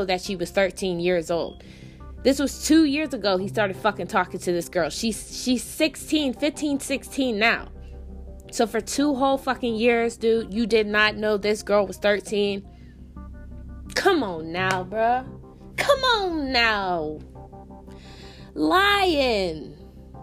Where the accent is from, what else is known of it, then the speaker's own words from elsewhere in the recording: Pittsburgh, Pennsylvania, United States; I'm from Pittsburgh.